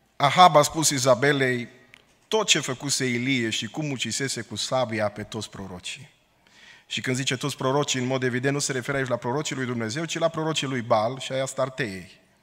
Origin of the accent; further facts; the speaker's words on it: Romania; now in Portland, United States; suntem români